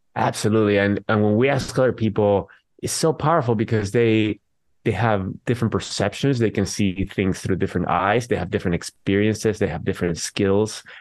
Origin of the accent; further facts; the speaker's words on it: Venezuela; now in San Jose, United States; I am from Venezuela. I live in San Jose, California.